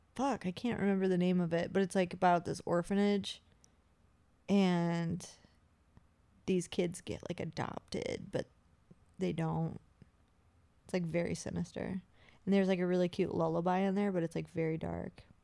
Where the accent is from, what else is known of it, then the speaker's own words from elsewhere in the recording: Appalachia, United States; I'm from the Appalachia